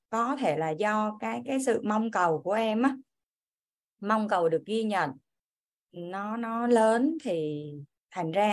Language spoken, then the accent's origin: Vietnamese; Kien Giang, Vietnam; em đến từ Kiên Giang em sinh năm 1981